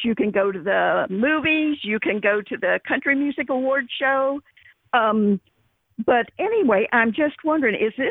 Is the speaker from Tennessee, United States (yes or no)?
yes; Tennessee, United States; now in Plano, United States; I was born in Tennessee, but I moved here.